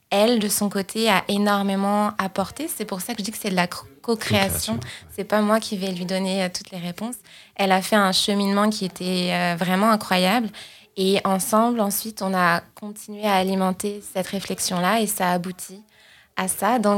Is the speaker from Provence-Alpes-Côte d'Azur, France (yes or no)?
no; Île-de-France, France; moved away as an adult; now in Montreal, Canada; Je viens de France. {S0} Ah, ok. {S1} Je, Suis, je, suis, née, je suis née à côté de Paris. Mhm. Et donc, j'ai grandi euh, toute, ma vie en France jusqu'à arriver à Montréal il y a environ trois ans et demi.